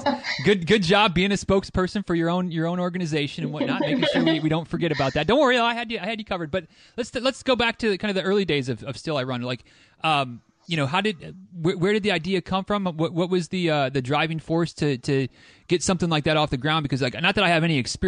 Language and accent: English; near Grand Rapids, Michigan, United States; moved away; that's kind of the closest major airport to my hometown